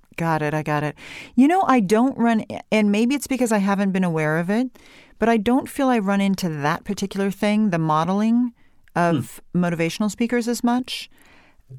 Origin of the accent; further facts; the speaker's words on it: California, United States; I came back to California, and after a while, I thought, you know what, this is my accent. I'm going to have some vocal fry. I am going to have rising intonation, which in the corporate world we call uptalk, mm-hmm. because that's where I'm from